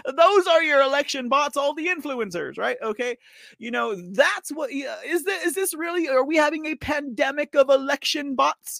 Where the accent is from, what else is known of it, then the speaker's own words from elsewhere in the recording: Texas, United States; I'm from Texas